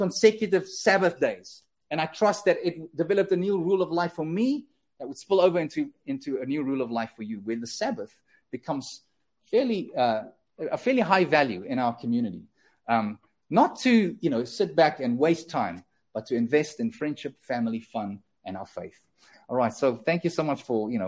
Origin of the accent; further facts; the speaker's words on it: South Africa; now in Canada; we as South Africans